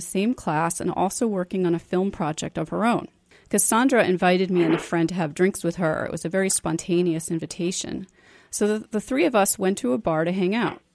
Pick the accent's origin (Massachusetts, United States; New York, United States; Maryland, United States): New York, United States; New York City; moved away as an adult; also born or lived in Boston; that was a very different experience for me growing up in New York City